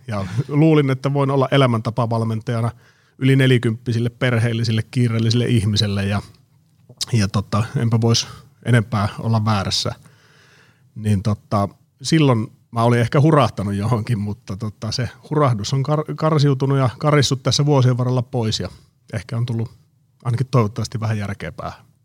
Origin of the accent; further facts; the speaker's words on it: Oulu, North Ostrobothnia, Finland; moved away as an adult; now in Espoo, Finland; mä oon kotosi Oulusta. Se oli vuosituhannen alussa, kun mä muutin, muutin Oulusta pääkaupunkiseudulle